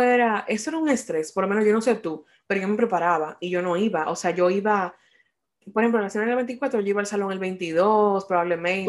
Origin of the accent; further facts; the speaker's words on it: Dominican Republic; now in United States; nosotros como dominicanos